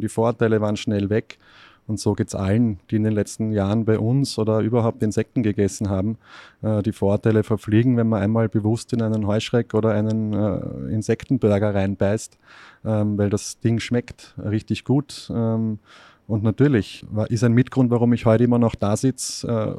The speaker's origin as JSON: {"language": "German", "country": "Austria", "tie": "born or raised there", "said": "ich bin in Österreich erzogen worden, aufgewachsen"}